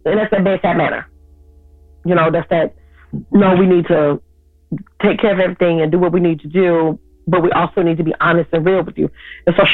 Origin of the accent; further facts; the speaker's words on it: Chicago, Illinois, United States; I'm 45 years old and I'm from Chicago